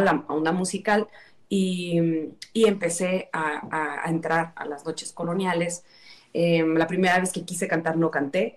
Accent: Tula de Allende, Hidalgo, Mexico; yo soy eh, originaria de Hidalgo del municipio de Tula Hidalgo

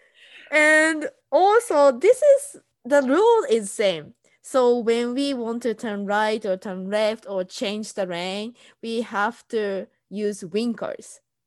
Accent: Japan; moved away as an adult; also born or lived in Southern California; now in United States; I'm Japanese and I'm living in US

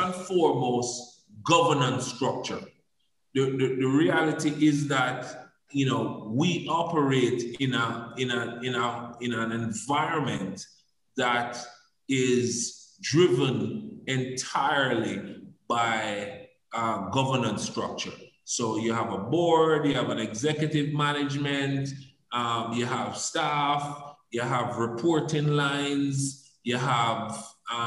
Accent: Jamaica; also born or lived in Canada; I became so proud of being a Jamaican

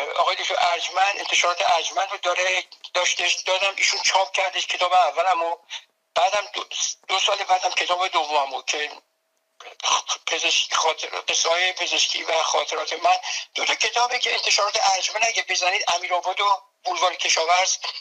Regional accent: Tehran, Tehran Province, Iran; moved away as an adult; now in United States; من به قول خودمون بچه تهرانم یعنی در تهران در جنوب شهر تهران در جناب سلطان امیریه متولد شدم دبستان کمال رفتم اونجا

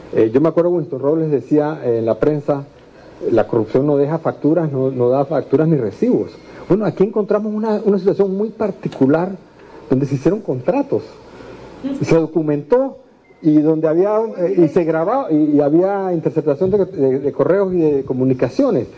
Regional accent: Panama; como panameños

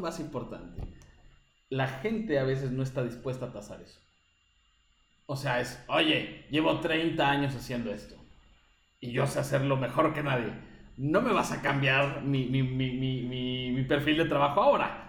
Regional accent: Mexico; now in Chile; yo como mexicano

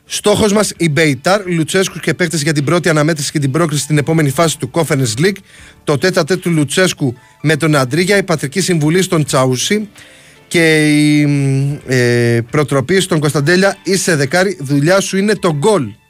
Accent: Heraklion, Crete, Greece; με τον Γερασίμου στα μέρη μου εκεί πέρα στο Ιερό Ηράκλειο.

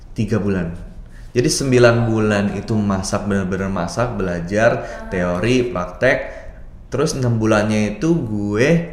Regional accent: Jakarta, Indonesia; moved away as an adult; also born or lived in Sydney; gua lahir dan besar di Jakarta

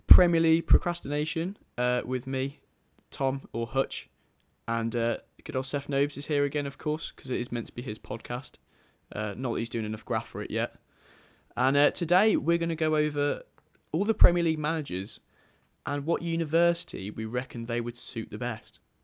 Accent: Redditch, West Midlands, United Kingdom; also born or lived in Birmingham; I'm from Redditch

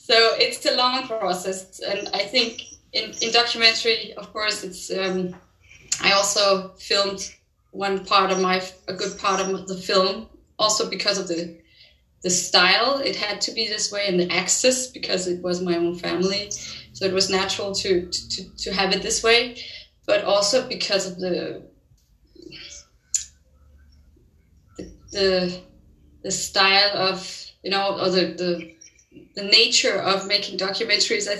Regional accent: Denmark; I'm from Denmark

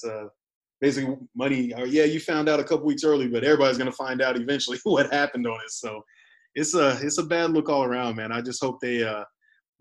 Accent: Nebraska, United States; moved away; also born or lived in Las Vegas / Germany; I'm originally from Nebraska

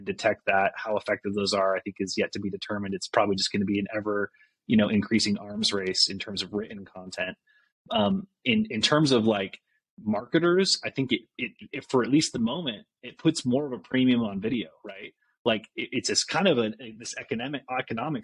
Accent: Mapleton, Utah, United States; I grew up in Utah, small town Mapleton, and had a really like idyllic childhood there

